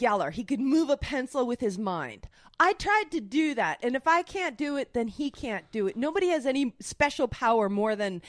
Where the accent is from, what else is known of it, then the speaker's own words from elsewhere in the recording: Canada; accent: Canadian; now in Los Angeles, United States; my Canadian accent